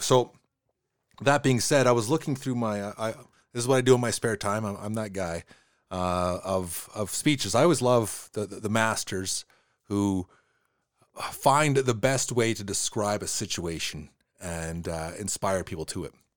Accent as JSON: {"language": "English", "country": "Canada"}